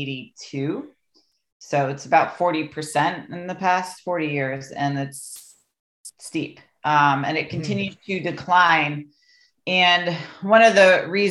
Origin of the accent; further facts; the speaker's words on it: Greenwich, Connecticut, United States; where I grew up in Greenwich, Connecticut, was very wealthy